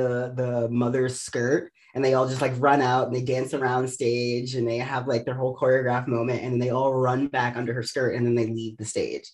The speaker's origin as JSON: {"language": "English", "town": "Baltimore", "region": "Maryland", "country": "United States", "tie": "born or raised there", "also_born_or_lived": "New York", "moved": "yes", "said": "I'm originally from Baltimore. I grew up in like the suburbs of Baltimore"}